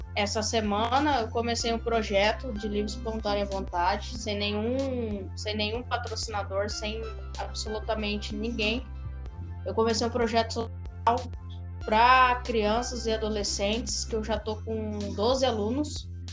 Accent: Mato Grosso do Sul, Brazil; eu sou de Mato Grosso do Sul

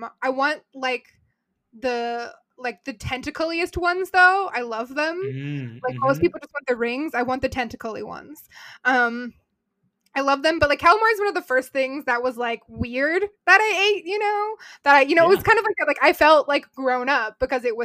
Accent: United States; we're American

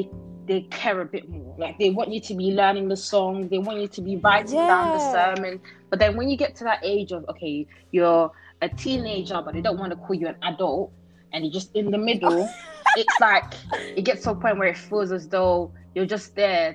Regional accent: United Kingdom; also born or lived in Netherlands; I was born in Holland, but I've spent, 11 years in this country. So I would say I'm 100% British. I went to school. I went to primary, secondary here.

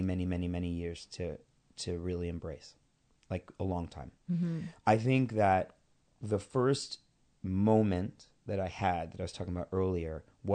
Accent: Queens, New York, United States; I am a kid from Queens.

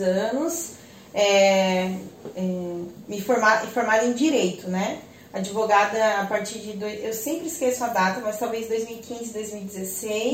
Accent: Joinville, Santa Catarina, Brazil; eu sou daqui de Joinville, né, nunca saí daqui para morar em outro lugar

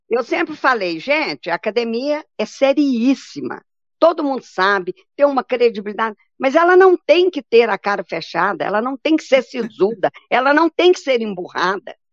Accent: Bahia, Brazil; now in Goiânia, Brazil; eu sou baiana de raiz

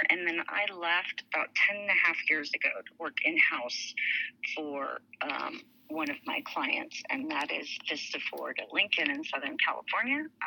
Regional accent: Dhahran, Eastern Province, Saudi Arabia; so I grew up in Dhahran, Saudi Arabia, my ethnic background being Armenian, my citizenship was Lebanese, but I grew I was raised an American

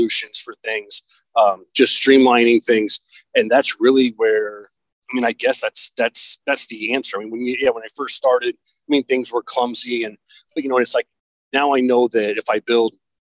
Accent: Fort Wayne, Indiana, United States; I'm from Fort Wayne, Indiana.

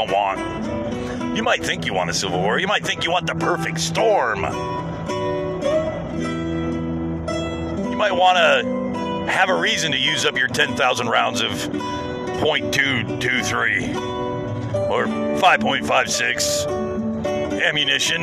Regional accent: United States

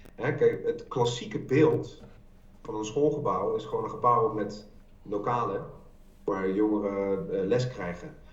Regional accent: The Hague, South Holland, Netherlands; moved away; Ik kom uit Den Haag, en ik heb daar heel lang gewerkt voor de Haagse Hogeschool

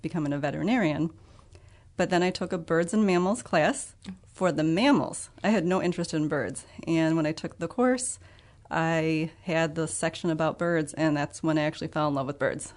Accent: Ottawa, Illinois, United States; moved away as an adult; also born or lived in Estherville, Iowa; now in Freeport, United States; I am originally from Ottawa, Illinois

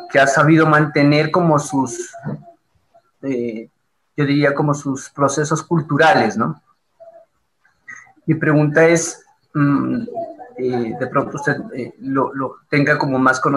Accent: Quito, Pichincha, Ecuador; voy a tener esa identidad como quiteño, como ecuatoriano, como bueno, como cada sector y cada comunidad eh, eh, saca a relucir como todos sus, sus, sus procesos culturales

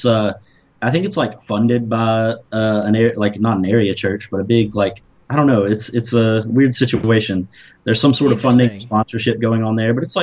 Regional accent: the southern United States, United States; Being from the southern half of the United States

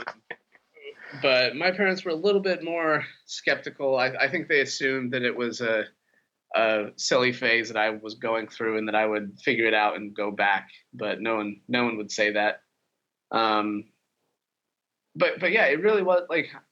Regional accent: Utah, United States; also born or lived in Ukraine; I grew up in Utah. Pretty small town, simple life

